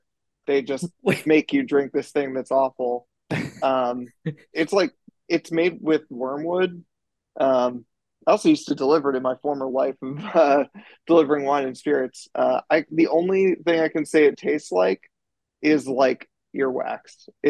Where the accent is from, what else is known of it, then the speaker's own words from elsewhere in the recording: Chicago, Illinois, United States; you know, growing up in Chicago, I think Danny had it spot on.